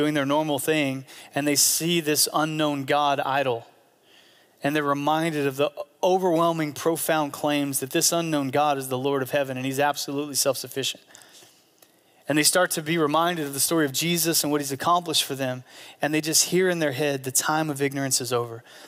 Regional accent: United States; as American Christians

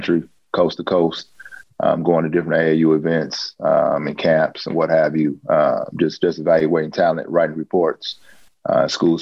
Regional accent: Oakland, California, United States; I'm originally born and raised in Oakland, California.

